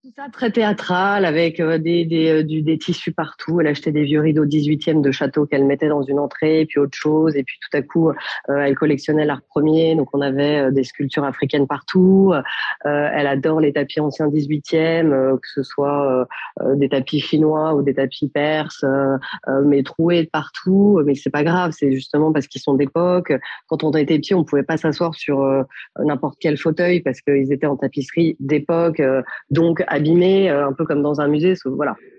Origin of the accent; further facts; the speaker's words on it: Paris, Île-de-France, France; also born or lived in Milan; je suis née à Paris, d'une mère parisienne et d'un papa milanais